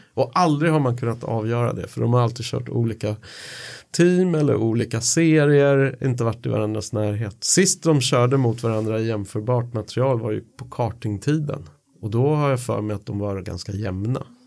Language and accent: Swedish; Sweden; som svensk